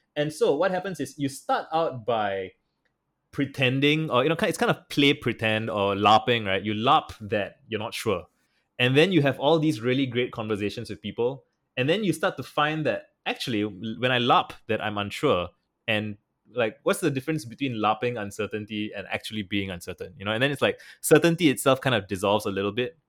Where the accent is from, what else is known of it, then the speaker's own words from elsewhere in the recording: Singapore; I'm from Singapore and I traveled to San Francisco in twenty twenty